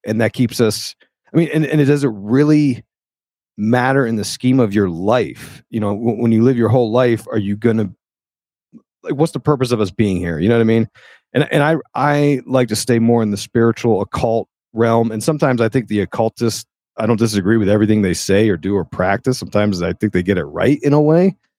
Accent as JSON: {"language": "English", "region": "Pennsylvania", "country": "United States", "tie": "born or raised there", "said": "I was born in Pennsylvania. So I went to a Church of Nazarene there."}